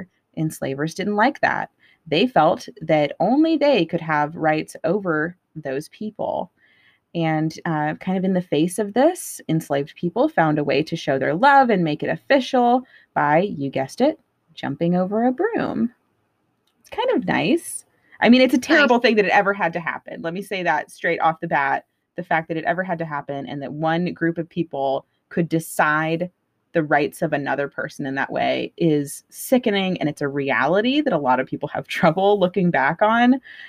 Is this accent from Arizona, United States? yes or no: yes; Tucson, Arizona, United States; we just ate a cactus together because we're from Tucson.